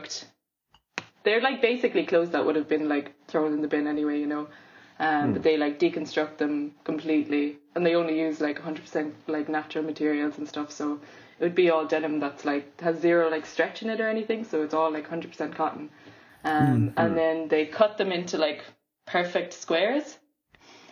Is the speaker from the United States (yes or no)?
no; Cork, Munster, Ireland; also born or lived in Limerick / London; Grew up in Cork, then did BA in fashion, Limerick School of Art and Design